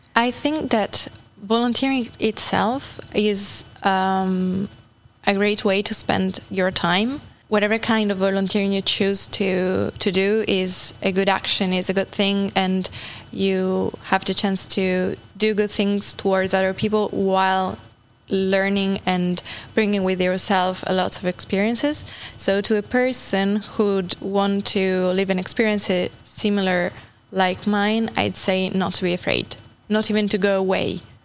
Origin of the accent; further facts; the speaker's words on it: Turin, Piedmont, Italy; moved away as an adult; now in Normandy, France; I come from a really big and crowded city in Italy. I come from Turin.